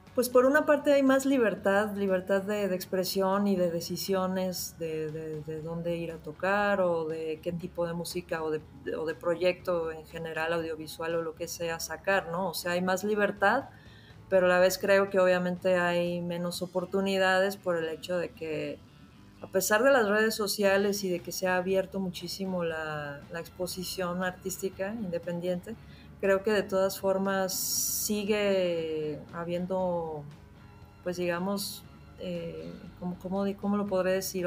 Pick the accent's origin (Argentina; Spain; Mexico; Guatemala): Mexico; also born or lived in Mexico City; Estoy en Ciudad de México.